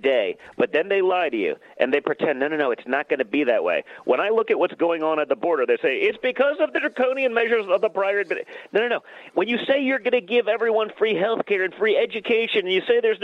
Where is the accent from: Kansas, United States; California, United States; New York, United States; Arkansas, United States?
New York, United States; we're from the People's Republic of New York